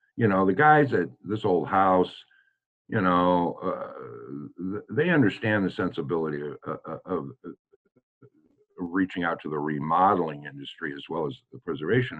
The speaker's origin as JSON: {"language": "English", "town": "Des Moines", "region": "Iowa", "country": "United States", "tie": "born or raised there", "also_born_or_lived": "St. Louis, Missouri", "moved": "yes", "lives_now": "Hannibal, United States", "said": "I am a Midwesterner, true and blue. Uh, was born in St. Louis and raised in Des Moines, Iowa"}